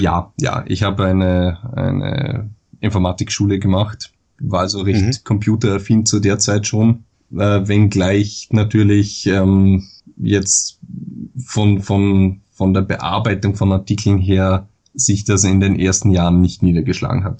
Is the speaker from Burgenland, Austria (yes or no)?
no; Dornbirn, Vorarlberg, Austria; moved away as an adult; now in Vienna, Austria; bin, wie man vielleicht an der Stimme hört, Österreicher. Hm. Ähm, ich komme aus Dornbirn, das ist ganz im Westen Österreichs, im Bundesland Vorarlberg gelegen, studiere aber momentan in Wien